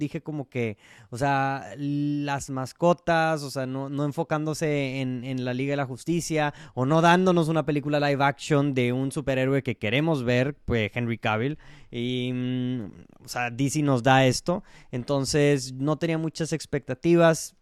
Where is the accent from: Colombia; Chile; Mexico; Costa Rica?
Mexico; como el mexicano que soy